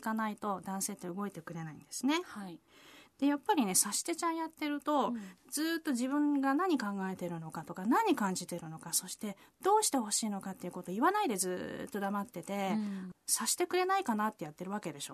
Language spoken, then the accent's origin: Japanese; Yamagata, Japan; 私山形なんです